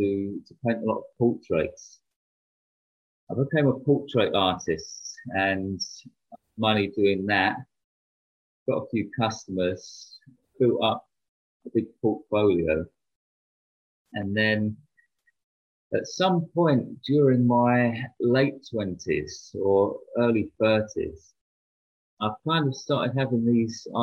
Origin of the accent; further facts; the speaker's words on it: London, United Kingdom; I grew up in London, and that was during the 1990s